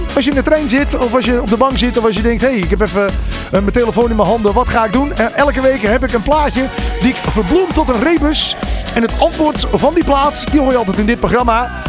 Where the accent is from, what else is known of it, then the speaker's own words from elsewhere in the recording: North Holland, Netherlands; Ik kom ook uit Noord-Holland.